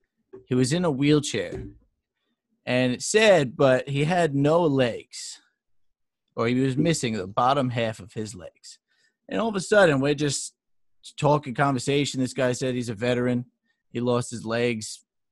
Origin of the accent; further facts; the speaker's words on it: New York, United States; We're saying we're from New York.